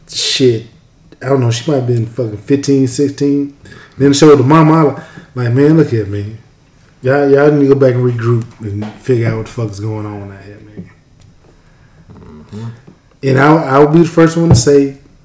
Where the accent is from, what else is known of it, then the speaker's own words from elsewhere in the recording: the South, United States; I'm from the South, man. I'm from the South. I got Southern hospitality